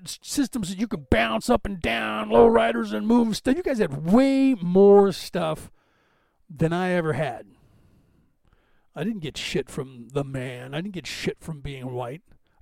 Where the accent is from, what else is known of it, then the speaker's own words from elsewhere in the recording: California, United States; I grew up in California